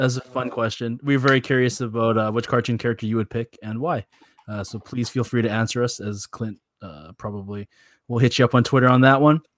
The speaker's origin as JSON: {"language": "English", "country": "Canada", "said": "being Canadian"}